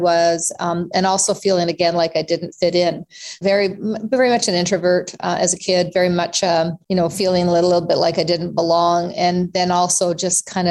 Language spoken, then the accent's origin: English; Canada; also born or lived in South Africa; We came to Canada from South Africa when I was not quite 3 years old, Tony, and came here with literally nothing.